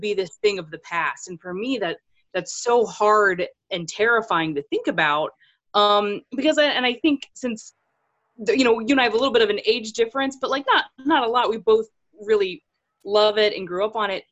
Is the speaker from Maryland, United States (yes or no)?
yes; Maryland, United States; moved away as an adult; now in Pennsylvania, United States; I spent most of my life there